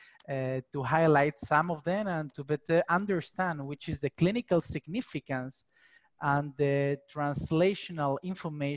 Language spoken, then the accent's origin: English; Spain; I'm from Spain